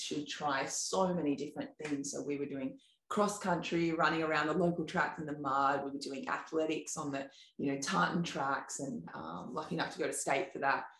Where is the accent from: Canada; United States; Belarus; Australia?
Australia; Sawtell, New South Wales; growing up in Sawtell. So Sawtell is a little um, town in Coffs Harbour